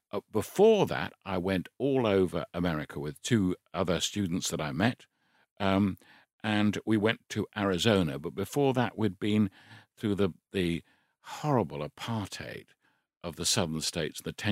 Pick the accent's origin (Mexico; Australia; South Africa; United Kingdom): United Kingdom; I'm British